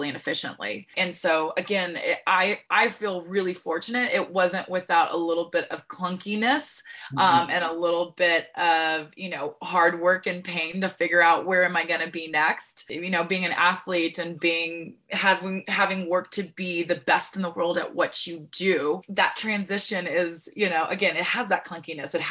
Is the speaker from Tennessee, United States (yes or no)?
no; Santa Ynez, California, United States; I was born and raised in Santa Barbara, California, actually a little town inland from there called San Ynez